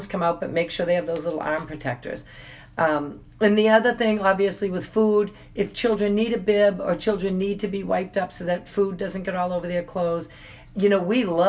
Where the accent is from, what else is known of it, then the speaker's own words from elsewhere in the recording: Boston, Massachusetts, United States; we're from Boston.